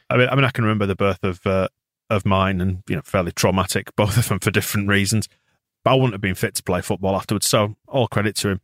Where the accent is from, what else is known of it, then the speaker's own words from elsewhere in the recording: Bradford, Yorkshire and the Humber, United Kingdom; I was born in the B R